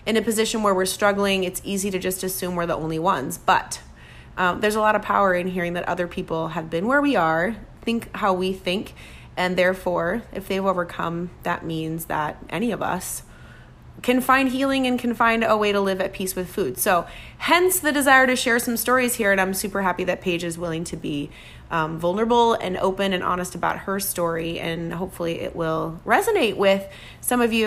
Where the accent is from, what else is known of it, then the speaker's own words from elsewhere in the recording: Minnesota, United States; moved away; I'm from Minnesota, which is, you know, next door.